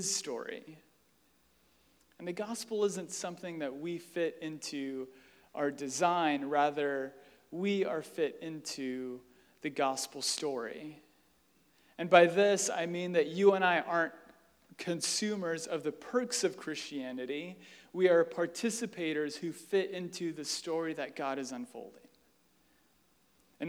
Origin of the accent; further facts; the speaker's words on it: United States; We are American